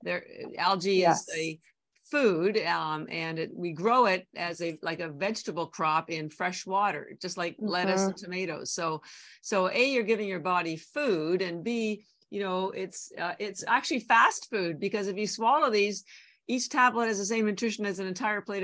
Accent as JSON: {"language": "English", "country": "Canada", "moved": "as an adult", "lives_now": "Boston, United States", "said": "So I'm actually Canadian. I've lived in Boston over 30 years, but my family's still all in Canada"}